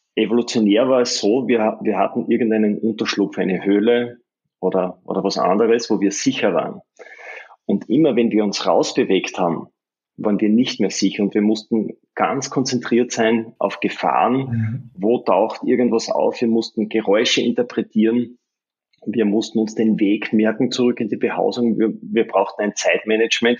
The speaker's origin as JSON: {"language": "German", "town": "Graz", "region": "Styria", "country": "Austria", "said": "ich bin ja aus Graz, das ist im Süden von Österreich in der Steiermark"}